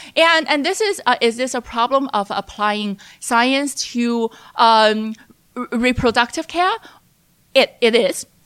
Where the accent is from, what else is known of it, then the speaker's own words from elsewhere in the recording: Hefei, Anhui, China; moved away as an adult; also born or lived in Chicago, United States; I was born in Anhui, Hefei, and which was also Yang Zhenning's hometown. And I say that Yang and I went to the same high school